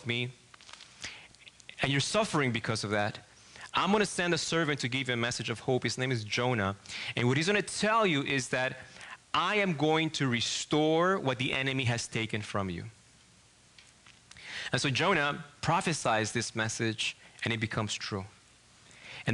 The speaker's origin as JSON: {"language": "English", "country": "Argentina", "second_language": "English", "moved": "as an adult", "lives_now": "Michigan, United States", "said": "I'm from Argentina"}